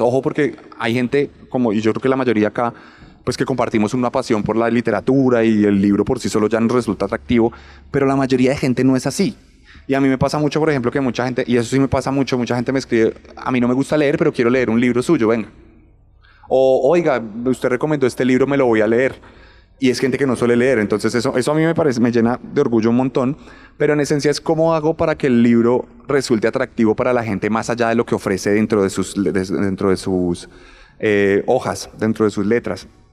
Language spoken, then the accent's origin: Spanish; Bogotá, Colombia; yo soy un bogotano que nació en el 91